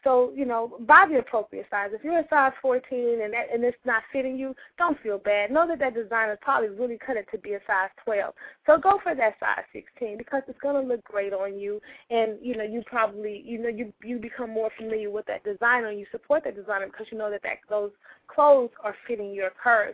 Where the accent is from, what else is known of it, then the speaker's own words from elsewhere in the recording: St. Louis, Missouri, United States; now in New York, United States; I came to New York from my hometown of St. Louis